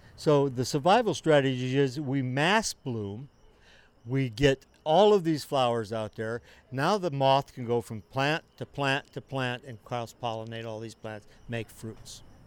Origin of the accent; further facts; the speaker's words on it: Pacific Northwest, United States; moved away; I was raised in Pacific Northwest